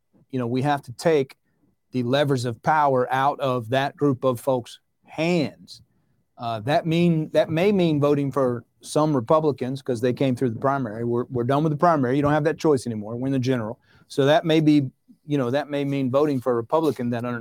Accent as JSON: {"language": "English", "region": "the South", "country": "United States", "tie": "born or raised there", "said": "where I grew up in the South"}